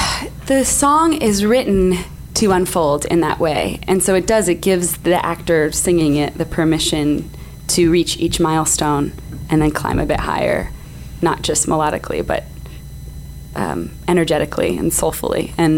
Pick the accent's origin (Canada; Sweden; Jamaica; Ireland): Canada; I am Canadian, it's true.